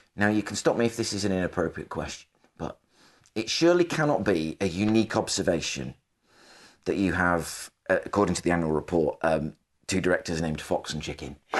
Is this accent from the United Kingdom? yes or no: yes; the Northwest, North West England, United Kingdom; moved away; I'm from the Northwest